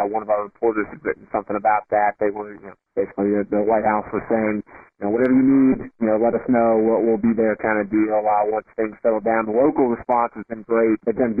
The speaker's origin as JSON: {"language": "English", "region": "South Carolina", "country": "United States", "moved": "as an adult", "lives_now": "Wilmington, United States", "said": "I'm from South Carolina originally, and we've been in Wilmington now for 5 years."}